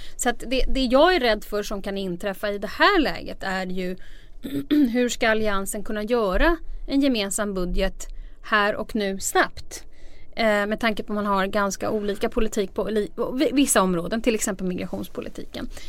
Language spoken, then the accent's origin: Swedish; Stockholm, Stockholm County, Sweden; jag kommer ju från Stockholms innerstad